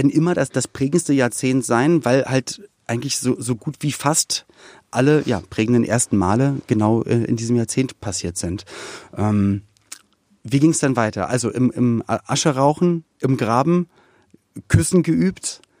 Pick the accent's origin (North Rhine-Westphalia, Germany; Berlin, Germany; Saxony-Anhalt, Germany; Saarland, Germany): Berlin, Germany; aufgewachsen in Berlin-Spandau.